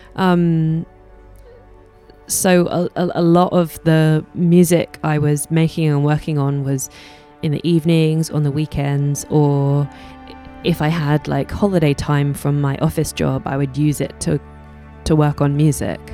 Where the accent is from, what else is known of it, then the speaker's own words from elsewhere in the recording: London, United Kingdom; I was born in London